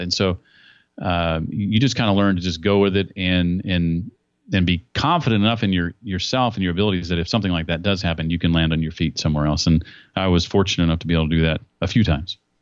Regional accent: Indianapolis, Indiana, United States; my hometown of Indianapolis

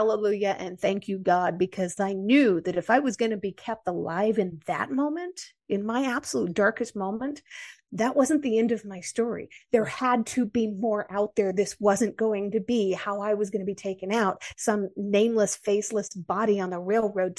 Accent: United States; accent: American; my American accent

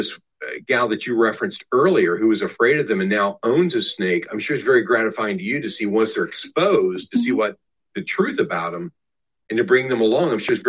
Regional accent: Southwest Ohio, United States; now in Sarasota, United States; my life growing up in Southwest Ohio.

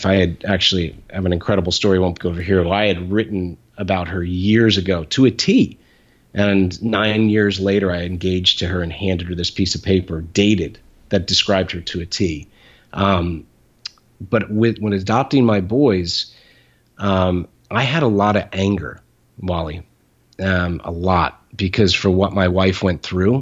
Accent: Ireland; I'm Irish

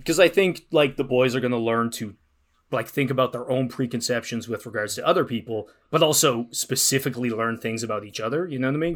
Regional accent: Ireland; moved away as an adult; I'm from Ireland. I moved here about ten years ago.

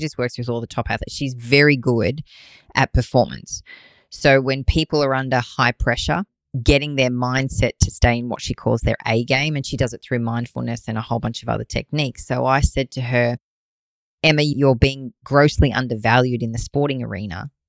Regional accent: Australia; I'm an Aussie

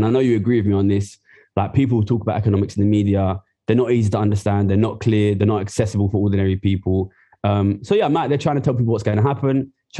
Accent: Ilford, London, United Kingdom; I'm from Ilford, East London. I grew up there

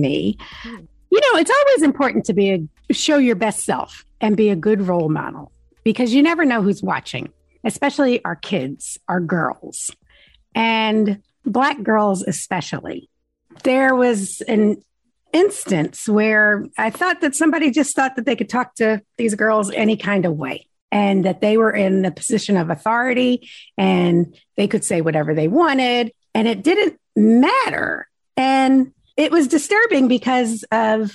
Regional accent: New Jersey, United States; my home state of New Jersey

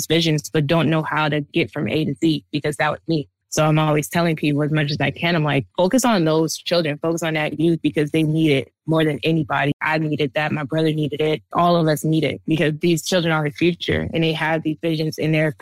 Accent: East Orange, New Jersey, United States; I grew up in East Orange, New Jersey.

